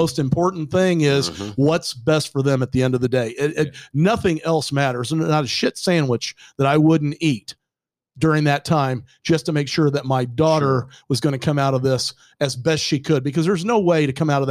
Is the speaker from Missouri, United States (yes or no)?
yes; Kansas City, Missouri, United States; also born or lived in Dallas, Texas; we moved to Kansas City, back here to my hometown